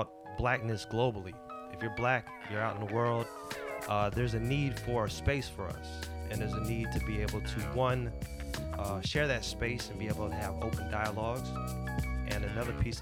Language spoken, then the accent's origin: English; Florida, United States; moved away as an adult; also born or lived in Atlanta, Georgia; now in Dubai, United Arab Emirates; I grew up adult-wise in Atlanta. I'm from Florida.